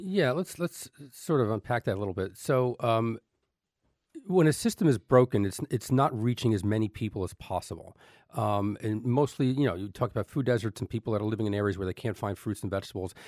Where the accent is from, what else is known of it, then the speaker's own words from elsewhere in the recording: Elizabeth, New Jersey, United States; I grew up in Elizabeth, New Jersey